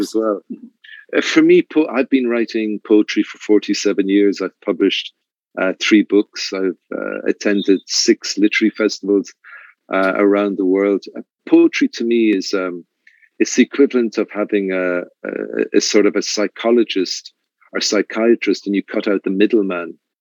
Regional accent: Ireland; now in Mexico; being Irish

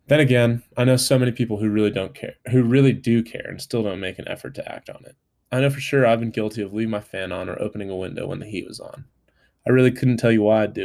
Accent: California, United States; now in Colorado, United States; from back home in California

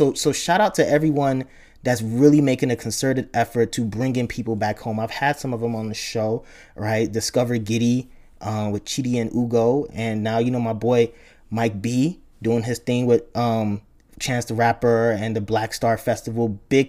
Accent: Nigeria; even though I grew up and I was born in Nigeria, my ancestors were there.

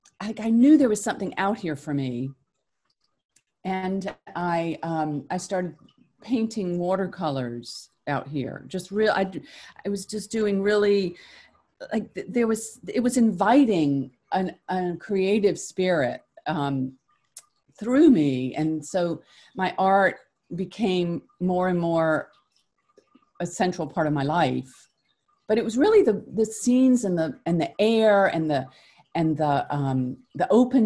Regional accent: South Carolina, United States; moved away; My mother's from Newport and I'm from South Carolina. So we would come up to Newport in the summers.

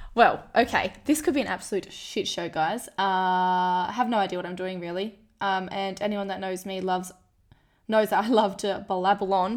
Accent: Kalgoorlie, Western Australia, Australia; moved away as an adult; also born or lived in Melbourne; I'm from Kalgoorlie.

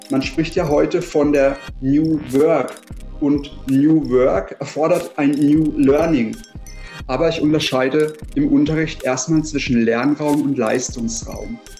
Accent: Freiburg, Baden-Württemberg, Germany; Also ich komme aus Freiburg, der wärmsten Stadt Deutschlands und der schönsten Stadt Deutschlands auf jeden Fall.

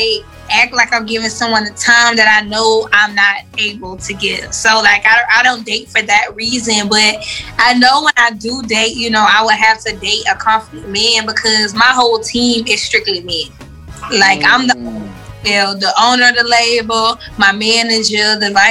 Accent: Atlanta, Georgia, United States; also born or lived in Maryland / Clayton County, Georgia / Riverdale, Georgia; I was raised on the west side of Atlanta.

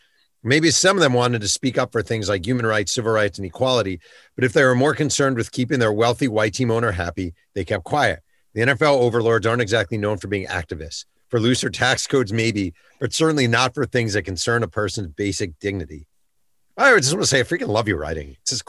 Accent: New York, United States; I'm a New Yorker

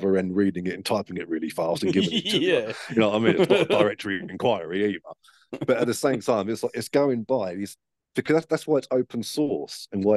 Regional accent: United Kingdom; as a British man

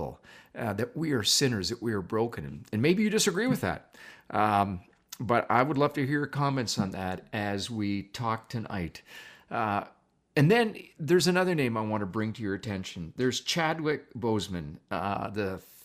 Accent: Canada; also born or lived in Toronto / Niagara District; being a Canadian, what can I say? I've lived in Toronto, and now we live in the Niagara District

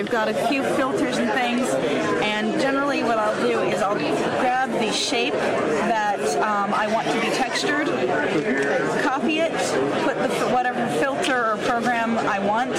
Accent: Indiana, United States; I'm from Indiana, which is a state over.

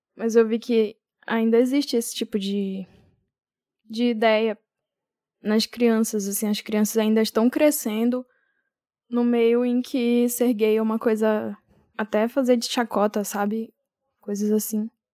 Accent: Amapá, Brazil; now in São Paulo, Brazil; Eu sou do Amapá, mas eu tô morando agora em São Paulo

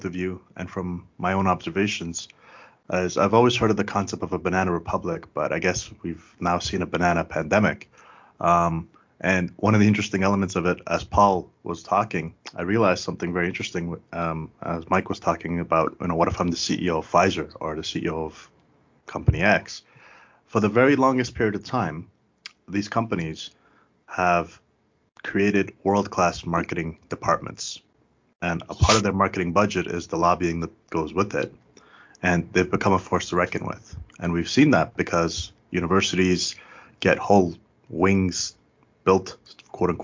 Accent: Canada; also born or lived in Afghanistan; since I came to Canada as a kid

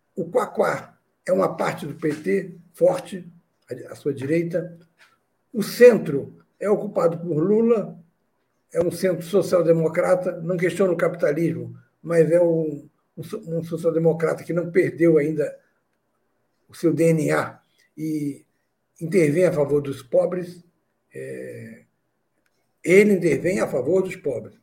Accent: Nova Iguaçu, Rio de Janeiro, Brazil; eu devia ter 16 anos, saí sozinho de Nova Iguaçu, quando, onde morava com meu pai e meu irmão

